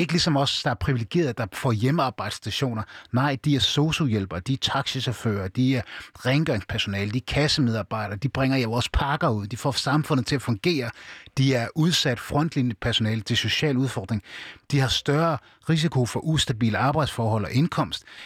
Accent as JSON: {"language": "Danish", "town": "Aarhus", "region": "Central Denmark Region", "country": "Denmark", "tie": "born or raised there", "said": "jeg er født og opvokset i, i Danmark. Jeg er opvokset i Gellerparken."}